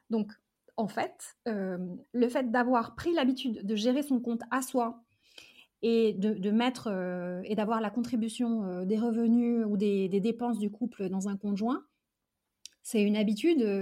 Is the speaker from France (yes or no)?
no; Algeria; born there; je suis née en Algérie et mes parents sont nés et ont grandi là-bas